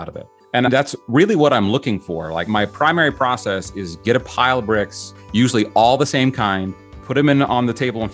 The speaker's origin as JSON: {"language": "English", "region": "Utah", "country": "United States", "tie": "born or raised there", "said": "I grew up in Utah"}